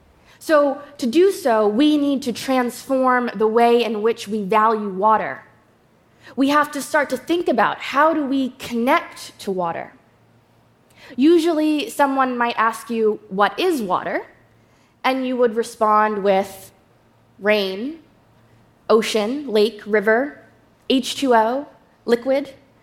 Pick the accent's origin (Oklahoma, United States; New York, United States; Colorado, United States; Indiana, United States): New York, United States; Akwe wanikasek … Hello, good day, everyone. I'm from the Shinnecock Nation.